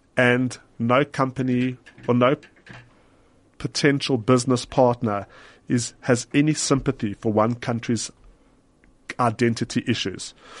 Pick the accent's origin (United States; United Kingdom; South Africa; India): South Africa; as a Jew living in South Africa, we, proudly South African